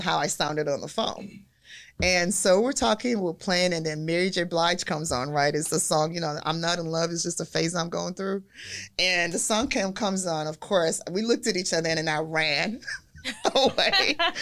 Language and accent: English; Nigeria; moved away; I'm from Nigeria